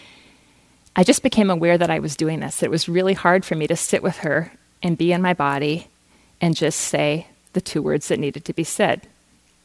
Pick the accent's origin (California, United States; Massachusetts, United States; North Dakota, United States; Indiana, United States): North Dakota, United States; Fargo; I grew up in Fargo, North Dakota